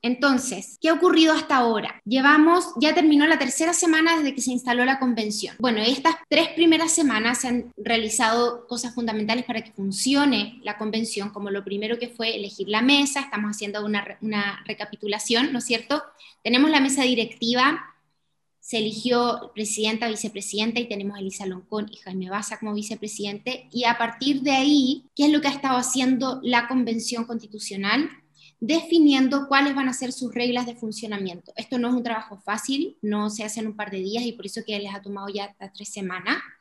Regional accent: Tarapacá, Chile; also born or lived in Santiago, Chile; yo nací en Santiago, pero criada en la región de Tarapacá

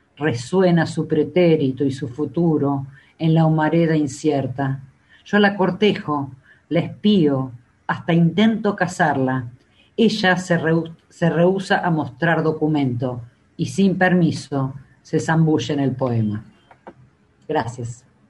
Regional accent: Buenos Aires, Argentina; Soy de Capital, porteña, pero no tan porteña

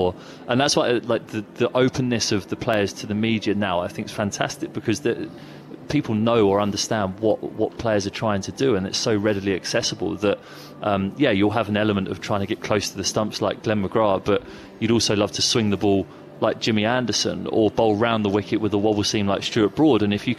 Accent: England, United Kingdom; I had a slight mild fake Cockney twang, and I said … from England

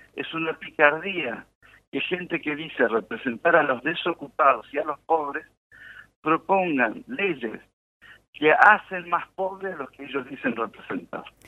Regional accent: Argentina

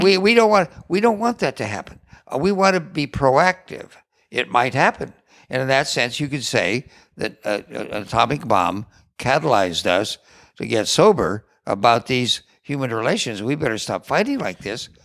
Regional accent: California, United States; I grew up here in California

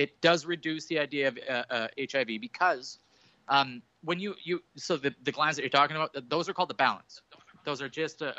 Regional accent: Canada; I'm a Canadian.

